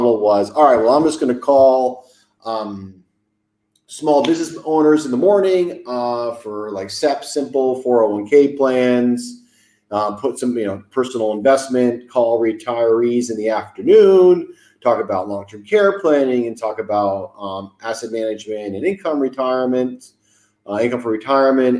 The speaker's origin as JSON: {"language": "English", "town": "Farmington", "region": "Connecticut", "country": "United States", "tie": "born or raised there", "also_born_or_lived": "Boston", "moved": "as an adult", "said": "I grew up in Farmington, Connecticut, went to an old boys boarding school, Avon Old Farms in Connecticut"}